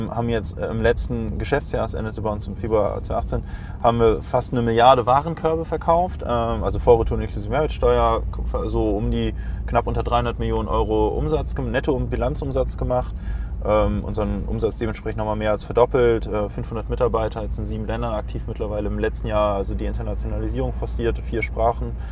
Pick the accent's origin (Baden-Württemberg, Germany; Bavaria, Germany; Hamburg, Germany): Hamburg, Germany; ich als Hamburger war, glaube ich, so, ich weiß nicht, glaub ich glaube, ich war am ersten Event, wo noch 200 Leute waren.